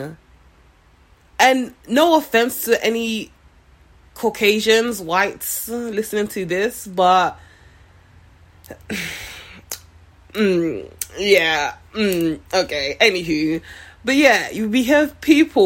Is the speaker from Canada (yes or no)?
no; Nigeria; also born or lived in London; now in Seattle, United States; I am originally from Nigeria. Spent a few years in London, then moved to Seattle about 3-4 years ago